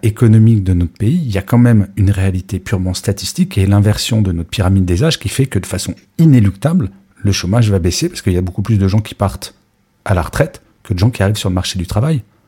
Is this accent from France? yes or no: yes; France; en tant que Français